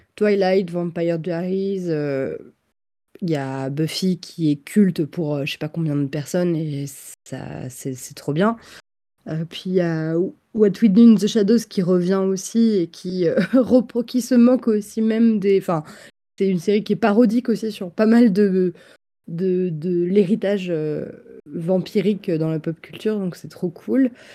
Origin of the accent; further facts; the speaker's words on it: Versailles, Île-de-France, France; enfin je suis pas née à Versailles mais j'ai grandi là-bas